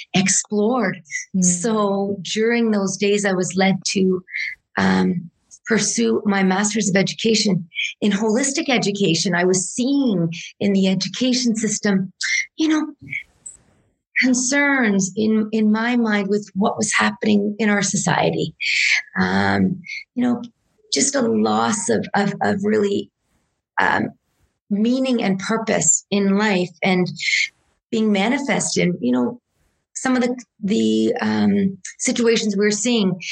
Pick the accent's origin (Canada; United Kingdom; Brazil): Canada; Sault Ste. Marie, Ontario; also born or lived in Port Dalhousie, Ontario; now in Banff, Canada; I'm the proud daughter of Italian immigrants, born and raised in Sault Ste. Marie, Ontario.